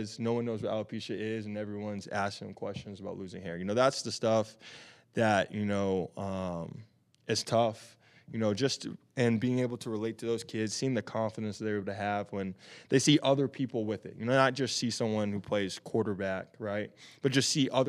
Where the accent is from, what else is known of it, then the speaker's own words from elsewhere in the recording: Tennessee, United States; moved away as an adult; now in Arizona, United States; growing up in Tennessee, obviously playing football